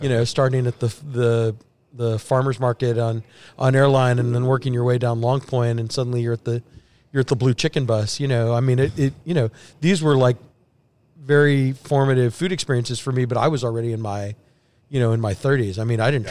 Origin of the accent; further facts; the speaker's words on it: Sugar Land, Texas, United States; also born or lived in Houston; I grew up in Sugarland